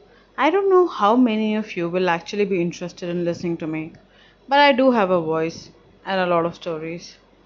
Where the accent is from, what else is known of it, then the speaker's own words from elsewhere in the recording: Delhi, India; I stay in Delhi, born and brought up in Delhi. Currently, I'm 36 years old.